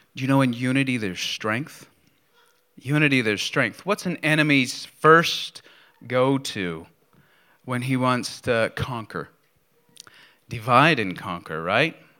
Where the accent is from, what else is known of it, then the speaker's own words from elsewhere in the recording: Bedford, Pennsylvania, United States; moved away; the video was of my hometown